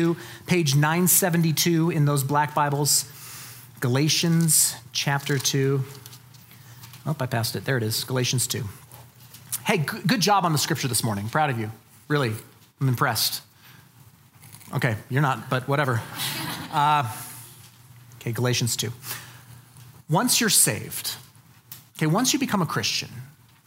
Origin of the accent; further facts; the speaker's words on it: Colorado Springs, Colorado, United States; I'm from Colorado Springs. That's where I grew up